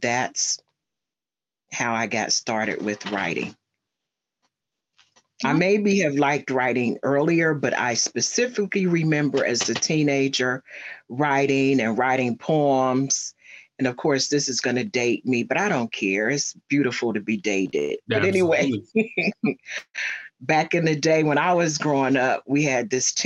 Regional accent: Cincinnati, Ohio, United States; now in Snellville, Georgia, United States; I was born and raised in Cincinnati, Ohio. That's where I'm originally from. And right now I'm living in Snellville, Georgia

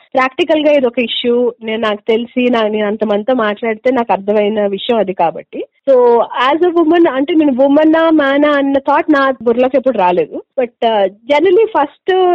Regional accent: Hyderabad, Telangana, India; moved away as an adult; also born or lived in United Kingdom; మొత్తం అంతా హైదరాబాదే అండి నేను పుట్టింది హైదరాబాదే స్కూలింగ్ కూడా ఇక్కడే ఇంజనీరింగ్ కూడా ఇక్కడే

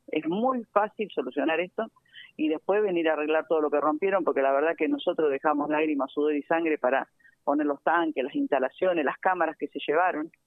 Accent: Avellaneda, Buenos Aires Province, Argentina; vengo de los barrios, nací en Villa Corina

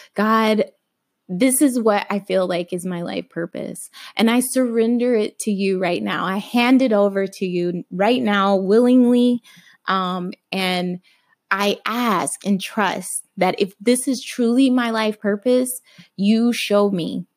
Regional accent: Alabama, United States; I grew up Christian in Alabama

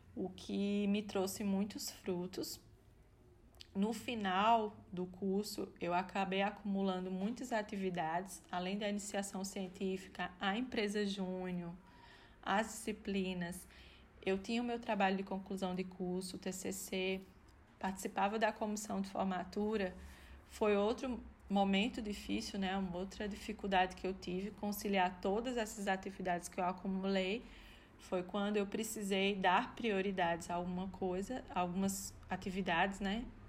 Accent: Campina Grande, Paraíba, Brazil; moved away as an adult; also born or lived in Brasília / Recife; now in Maringá, Brazil; Eu trabalhava no hospital universitário da minha cidade natal, de Campina Grande.

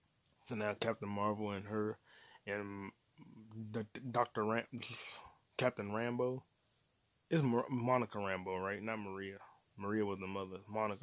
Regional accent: England, United Kingdom; I'm like, I am English. Like, I am British. I am a Brit.

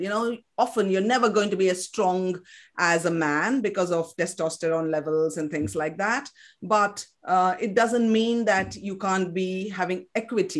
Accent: Kolkata, West Bengal, India; English is a second language; moved away; I was born in West Bengal, in Calcutta, in Kolkata as it's called now. Uh, so I grew up speaking fluent Bengali.

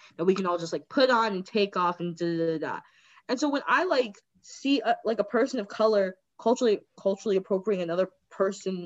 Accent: Chicago, Illinois, United States; growing up in Chicago, like, there's a lot of Mexican-American culture around me

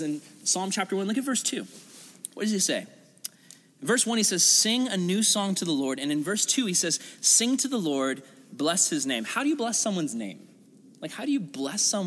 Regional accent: United States; I'm an American

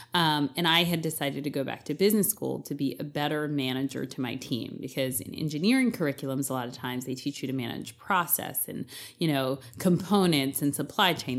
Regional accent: East Coast, United States; I'm from the East Coast

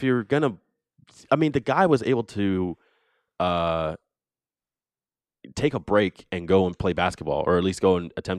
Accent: New Jersey, United States; growing up in Jersey

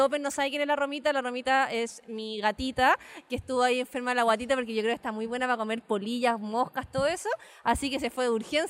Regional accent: Iquique, Tarapacá, Chile; yo soy de Iquique

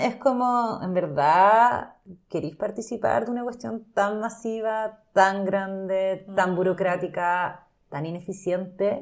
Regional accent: Chile

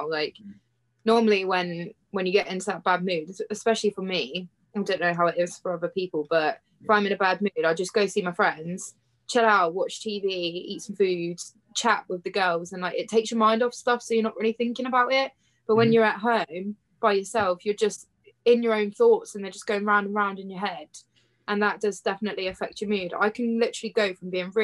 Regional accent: Cornwall, South West England, United Kingdom; I'm from Cornwall, so there's so many like scenic places that we can go and explore. And I've lived here my whole life

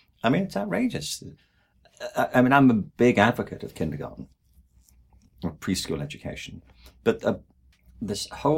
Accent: England, United Kingdom; I mean, I'm from England. And there, the obsession is with Oxford and Cambridge.

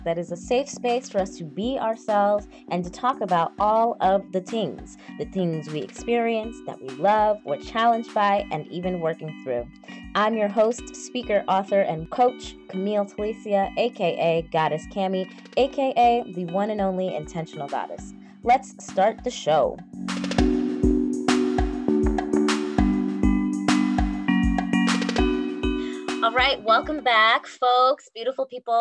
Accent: New York, United States; now in Atlanta, United States; I have been here for 20 some odd years now. I'm originally from New York

